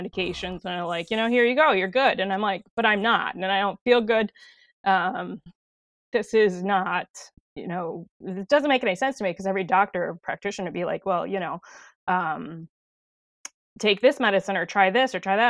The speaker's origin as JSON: {"language": "English", "town": "De Pere", "region": "Wisconsin", "country": "United States", "tie": "born or raised there", "said": "I grew up in De Pere, Wisconsin, and um, born and raised"}